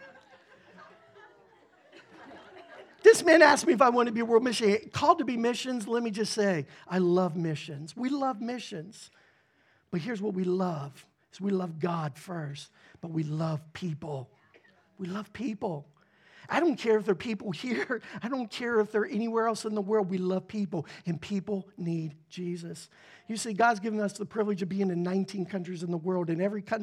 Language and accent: English; Pittsburgh, Pennsylvania, United States; moved away; I grew up in the Pittsburgh area